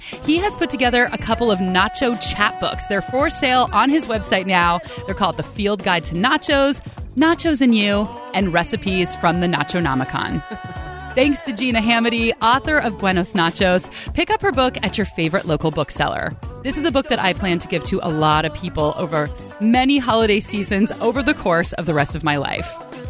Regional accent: East Bay, California, United States; I am from the East Bay

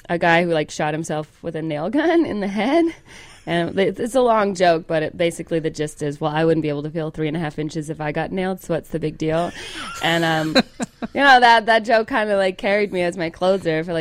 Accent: Calhoun, Georgia, United States; moved away; Southern, I'm from Calhoun, Georgia. Calhoun. We have a Nike outlet.

